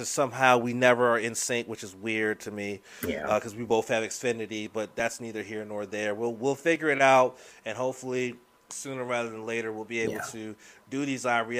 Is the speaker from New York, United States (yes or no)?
no; Washington, District of Columbia, United States; my hometown